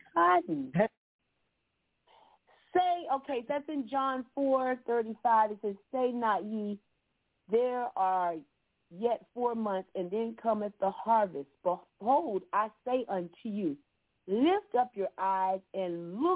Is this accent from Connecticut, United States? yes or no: no; Florida, United States; now in Georgia, United States; I grew up in Florida. I didn't see any cotton down there. We had orange trees and citrus, but I moved up to Georgia